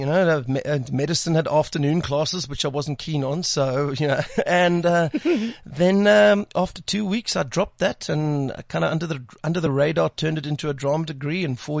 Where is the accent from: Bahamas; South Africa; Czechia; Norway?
South Africa; born there; first language Afrikaans; English is a second language; I love the Afrikaans language. I was actually born, it was my first language.